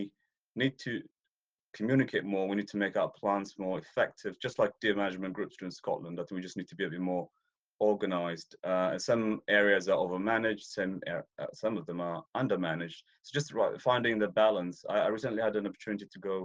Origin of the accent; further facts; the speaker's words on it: Ethiopia; moved away; I'm Ethiopian by birth. I was born in East Africa. I was raised there, so I spent a lot of time out on the plains